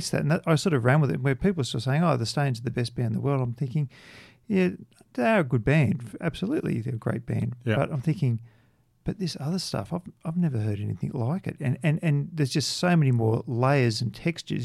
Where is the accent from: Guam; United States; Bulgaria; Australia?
Australia; growing up in Australia. I mean, Australia, particularly through the 70s